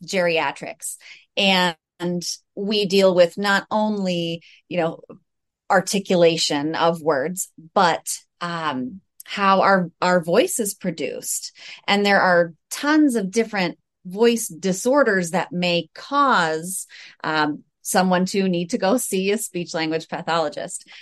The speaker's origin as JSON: {"language": "English", "country": "United States", "said": "I am also from the United States"}